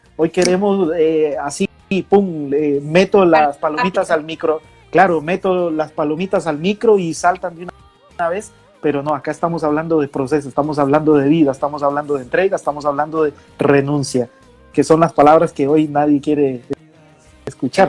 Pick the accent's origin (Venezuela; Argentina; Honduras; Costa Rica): Costa Rica; moved away; en mi país, Costa Rica